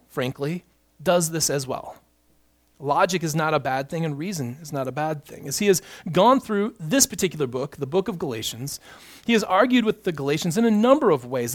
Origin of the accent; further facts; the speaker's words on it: United States; We, as an American people